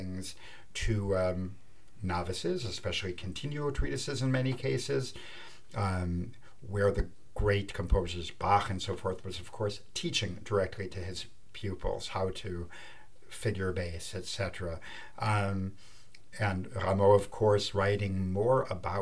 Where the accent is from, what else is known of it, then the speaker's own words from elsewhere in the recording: Mount Prospect, Illinois, United States; now in France; I grew up in Mount Prospect, Illinois